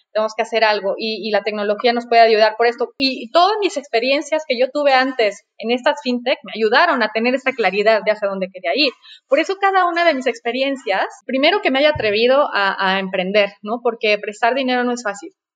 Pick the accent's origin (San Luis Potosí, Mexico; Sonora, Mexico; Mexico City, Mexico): Mexico City, Mexico; also born or lived in La Paz, Baja California Sur / Paris; Nací en la Ciudad de México, por suerte, porque en realidad eh, yo estaba destinada a nacer en La Paz, Baja California